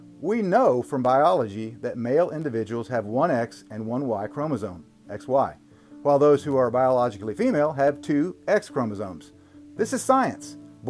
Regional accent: Dallas, Texas, United States; also born or lived in Waco; That video was taken in my hometown, Dallas. Gross. And right down I-35 in Waco, where I went to college at Baylor

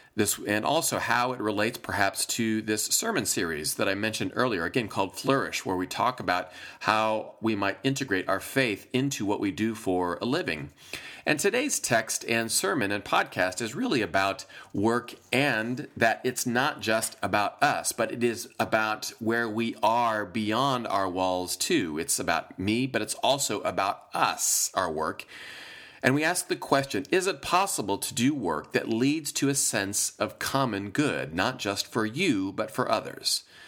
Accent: Iowa, United States; moved away as an adult; I am from Iowa. I spent the first twenty-four years of my life in Iowa

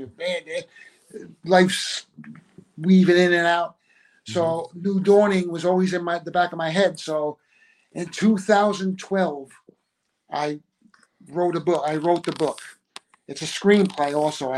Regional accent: Bloomfield, New Jersey, United States; I'm from Bloomfield.

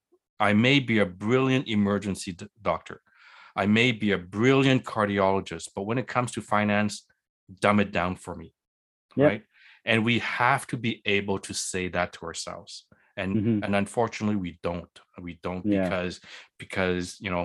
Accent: Quebec, Canada; I'm from Quebec, in Quebec, we barely learn what math is

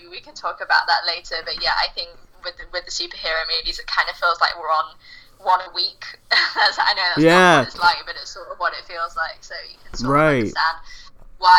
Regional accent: United Kingdom; in case you can tell, I'm British

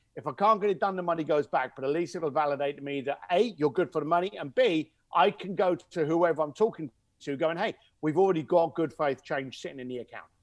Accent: London, United Kingdom; accent: cockney; I'm an Irish, uh, East London boy.

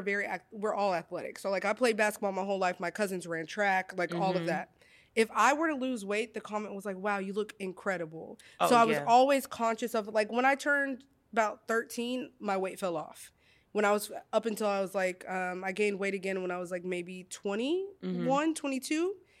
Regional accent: Monticello, Arkansas, United States; I grew up in Monticello, Arkansas, babes. Like, we ate gizzards, pig feet.

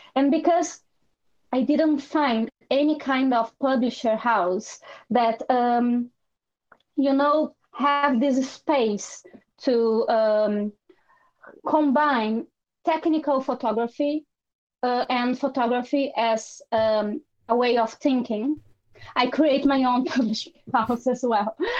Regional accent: Brazil; also born or lived in Ireland / London / Italy; now in Portugal; I'm from Brazil

